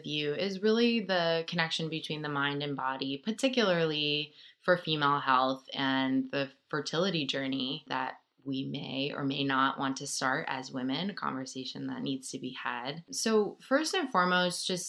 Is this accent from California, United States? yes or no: no; Rochester, New York, United States; I grew up in Rochester